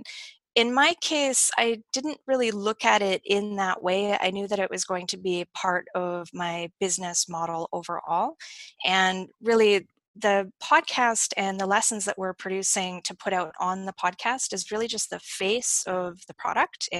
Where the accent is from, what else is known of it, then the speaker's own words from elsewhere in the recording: Kelowna, British Columbia, Canada; moved away as an adult; now in Puerto Vallarta, Mexico; I'm a Canadian. I'm originally from Kelowna, British Columbia, which is in the western part of Canada.